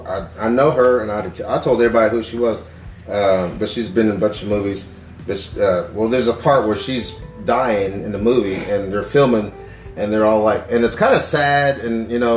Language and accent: English; India; I'm like, well, I'm Indian, I could, you know.